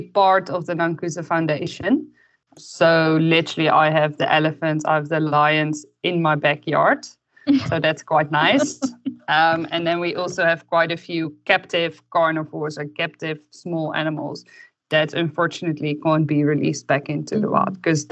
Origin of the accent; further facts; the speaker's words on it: Netherlands; moved away as an adult; also born or lived in Belgium; now in Namibia; I'm originally from the Netherlands and I studied veterinary medicine in Belgium